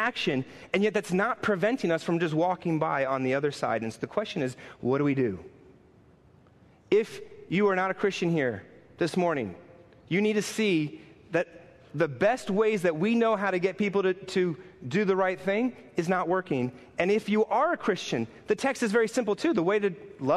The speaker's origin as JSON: {"language": "English", "town": "New York City", "region": "New York", "country": "United States", "tie": "born or raised there", "said": "I'm a New Yorker. I've grown up in this town"}